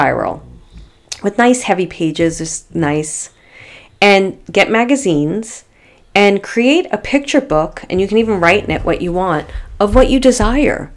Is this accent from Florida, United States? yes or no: no; New York City, New York, United States; accent: Brooklyn; my Brooklyn accent